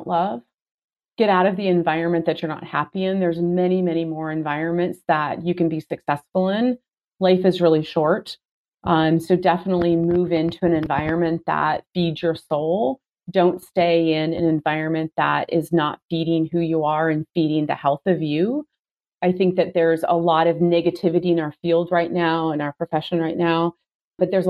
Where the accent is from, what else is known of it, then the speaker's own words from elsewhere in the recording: Seattle, Washington, United States; I'm from Seattle